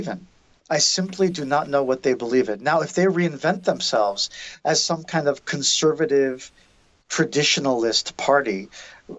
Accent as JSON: {"language": "English", "country": "United States", "moved": "yes", "lives_now": "Armenia", "said": "as an American"}